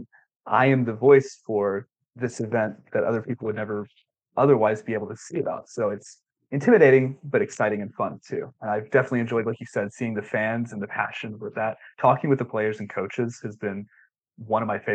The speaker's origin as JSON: {"language": "English", "town": "Grenada", "region": "Mississippi", "country": "United States", "moved": "as an adult", "lives_now": "Knoxville, United States", "said": "I'm originally from Grenada, Mississippi"}